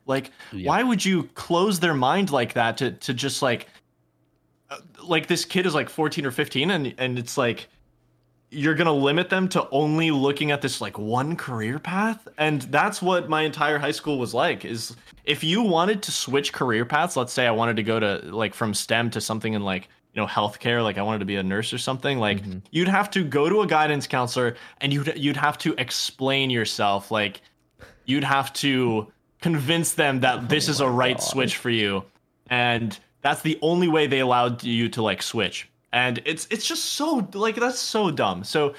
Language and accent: English; Poland; born there; So I was born in Poland, and I've gone back there many summers. I also speak Polish fluently, and cool. I speak it at home.